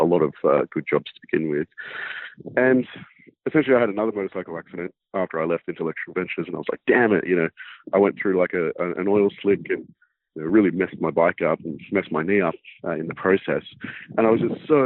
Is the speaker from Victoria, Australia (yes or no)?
no; Sydney, New South Wales, Australia; I grew up in Sydney's inner west, so Sydney, Australia